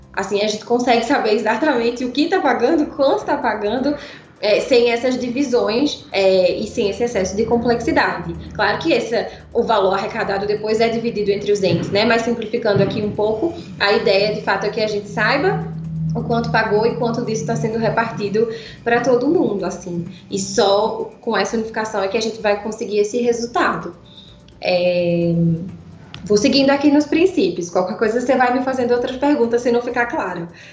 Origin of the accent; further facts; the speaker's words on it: Pernambuco, Brazil; accent: pernambucano; moved away as an adult; now in São Paulo, Brazil; Esse sotaque, né? É de claramente um sotaque pernambucano. Eu moro em São Paulo há seis anos, né? Mas vivi minha vida quase toda em Pernambuco